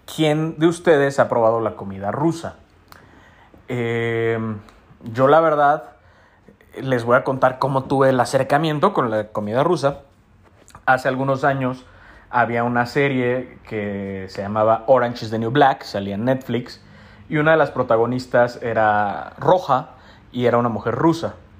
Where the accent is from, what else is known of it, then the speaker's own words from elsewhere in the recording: Mexico City, Mexico; los que somos de Ciudad de México